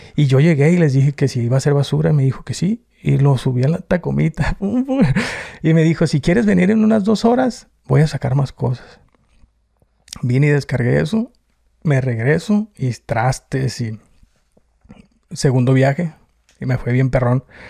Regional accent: Tijuana, Baja California, Mexico; accent: norteño; now in United States; Yo soy nacido en Tijuana. La mayoría éramos nacidos en Tijuana

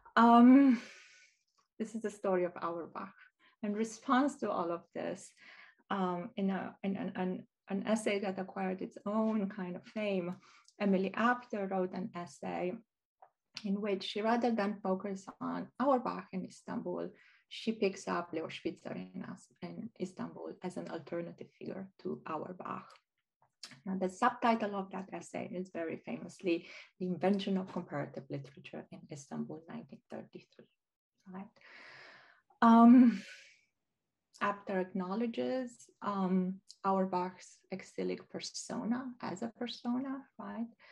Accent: Romania; I learned growing up in Romania

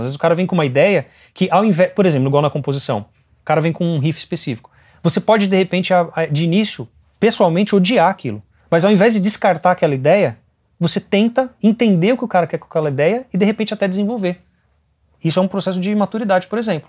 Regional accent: Brazil; eu sou brasileiro

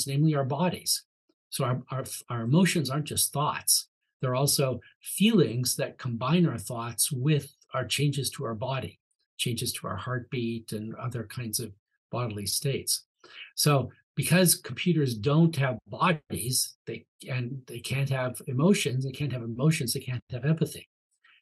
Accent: Canada; accent: Canadian; my Canadian accent

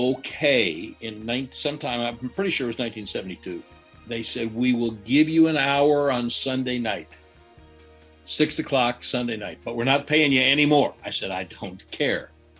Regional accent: Chicago, Illinois, United States; you know, when I was growing up in Chicago, they did radio shows in the evening where they would have the sports stars on the radio

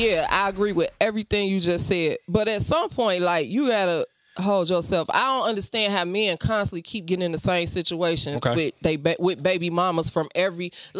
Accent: Chicago, Illinois, United States; we grew up in Chicago, right?

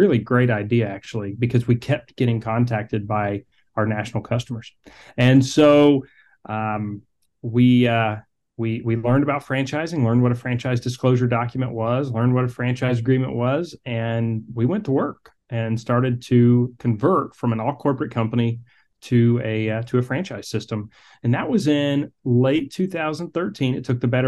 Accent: Atlanta, Georgia, United States; I'm originally from Atlanta, Georgia

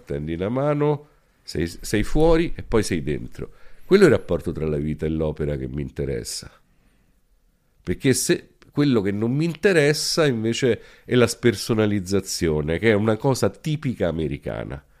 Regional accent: Rome, Lazio, Italy; also born or lived in Calabria; Io sono cresciuto a Roma, adesso noi qua stiamo in una casa a tre secoli. Questa era una zona di Roma

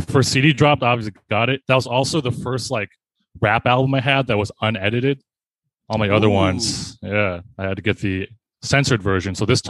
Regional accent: Michigan, United States; born there; also born or lived in Bay Area; now in New York, United States; I was born in Michigan.

